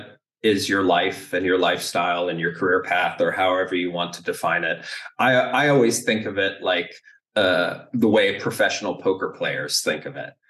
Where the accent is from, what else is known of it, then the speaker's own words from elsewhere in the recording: United States; moved away; also born or lived in Canada / Germany; an American that has built companies in Canada and Germany and the US